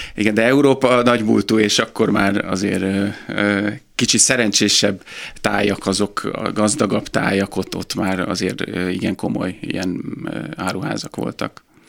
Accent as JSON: {"language": "Hungarian", "town": "Pécs", "region": "Baranya", "country": "Hungary", "tie": "born or raised there", "also_born_or_lived": "Budapest", "moved": "as an adult", "said": "én pécsi születésű vagyok"}